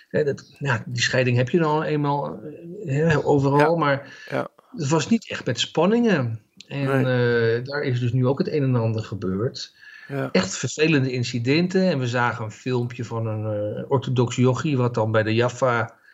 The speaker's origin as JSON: {"language": "Dutch", "country": "Netherlands", "said": "want ik ben een Hollandse en ik maak heel erg goed schoon op z'n Hollands."}